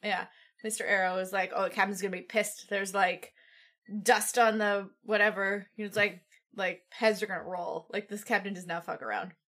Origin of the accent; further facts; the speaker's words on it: Midwest, United States; I'm from the Midwest